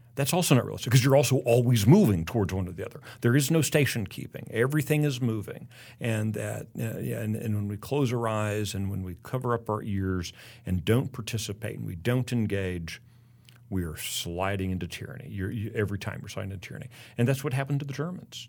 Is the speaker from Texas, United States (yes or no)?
yes; Texas, United States; Oh, I'm from the United States. Where are you from? Texas.